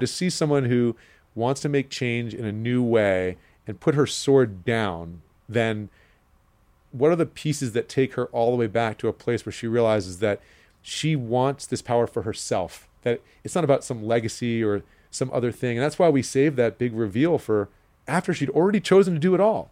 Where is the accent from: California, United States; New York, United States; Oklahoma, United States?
New York, United States; New York City; I'm a New Yorker, and I grew up here